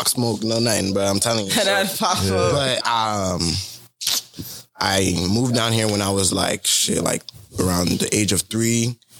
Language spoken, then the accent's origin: English; Florida, United States; also born or lived in Philadelphia, Pennsylvania; I'm from Philadelphia, but I moved to Florida when I was maybe